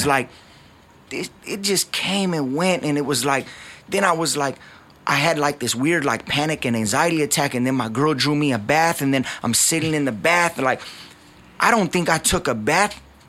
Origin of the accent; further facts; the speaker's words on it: Covina, California, United States; My entire life, I grew up in Covina.